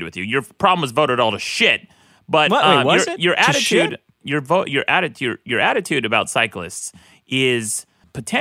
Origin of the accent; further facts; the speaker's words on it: Utah, United States; I grew up in Utah